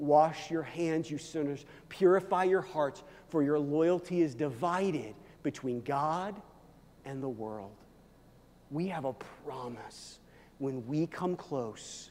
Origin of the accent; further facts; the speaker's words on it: Midwest, United States; moved away; I came from the Midwest